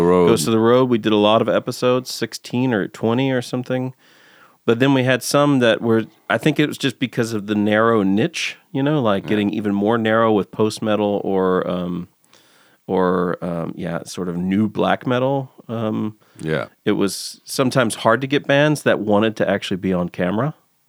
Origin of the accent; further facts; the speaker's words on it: Texas, United States; Back when I was growing up in Texas, there was a radio station that had, like, I think it was Friday nights.